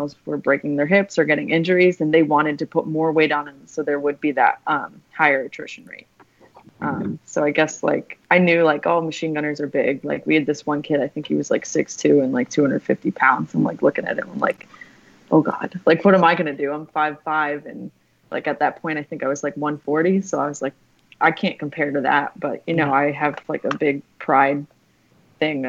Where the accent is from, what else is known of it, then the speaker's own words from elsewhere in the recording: Cape Cod, Massachusetts, United States; I grew up in Cape Cod, Massachusetts